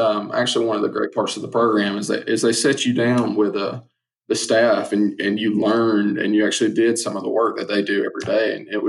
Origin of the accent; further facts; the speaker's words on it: Southeast, United States; growing up in the Southeast and watching SEC football